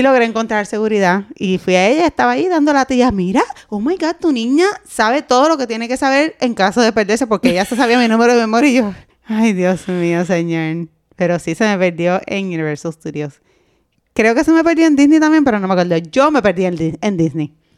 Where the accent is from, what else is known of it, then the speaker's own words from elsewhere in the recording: Puerto Rico; como buena boricua